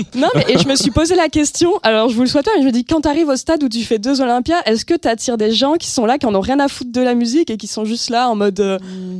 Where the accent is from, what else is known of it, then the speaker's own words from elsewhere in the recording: Hossegor, Nouvelle-Aquitaine, France; now in Paris, France; arriver à Paris en ayant grandi dans les Landes